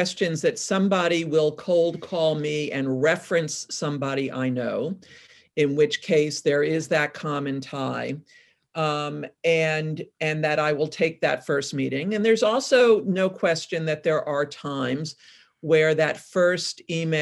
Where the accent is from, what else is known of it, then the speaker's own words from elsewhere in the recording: New York, United States; also born or lived in California; now in Portland, United States; I'm originally from New York